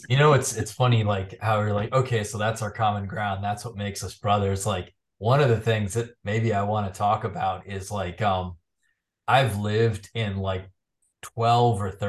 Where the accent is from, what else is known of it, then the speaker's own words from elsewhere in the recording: South Dakota, United States; born there; I was born in South Dakota.